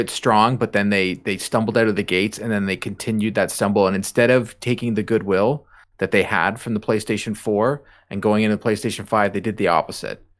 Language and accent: English; Canada; we're Canadian